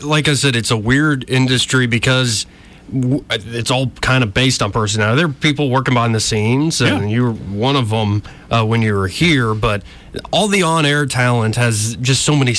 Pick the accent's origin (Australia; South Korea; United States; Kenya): United States; Montgomery, Alabama; I still get people around here going, so where are you from? I'm like, here.